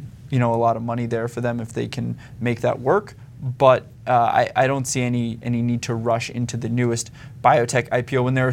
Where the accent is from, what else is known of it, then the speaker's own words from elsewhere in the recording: United States; as an American